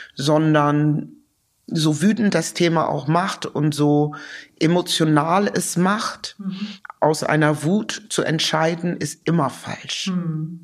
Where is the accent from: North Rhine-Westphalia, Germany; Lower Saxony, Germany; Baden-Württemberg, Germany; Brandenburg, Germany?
Lower Saxony, Germany; also born or lived in London / Cloppenburg / Osnabrück; Ich bin in Niedersachsen groß geworden